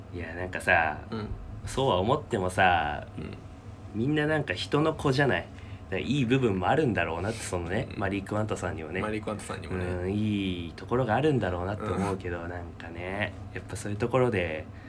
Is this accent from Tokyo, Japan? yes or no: no; Yokohama, Kanagawa, Japan; 俺たち出身神奈川じゃない？